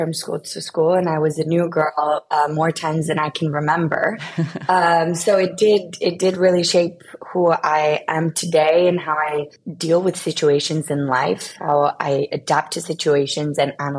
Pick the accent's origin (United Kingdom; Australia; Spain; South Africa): Spain; also born or lived in United States; I was born in the US. I am originally from Spain.